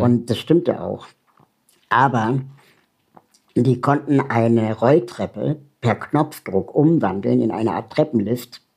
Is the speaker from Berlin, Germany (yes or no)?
yes; Berlin, Germany; ich komme aus Berlin